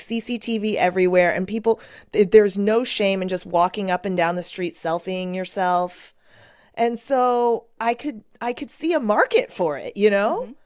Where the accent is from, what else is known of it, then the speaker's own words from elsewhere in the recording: United States; moved away as an adult; now in South Korea; as an American